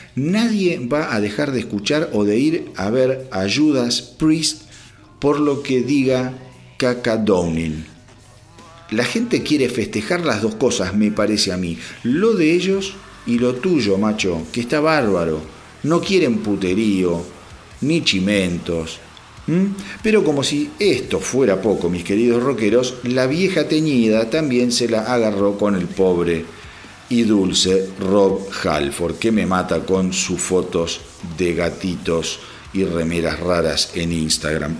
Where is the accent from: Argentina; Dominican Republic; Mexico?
Argentina; como argentino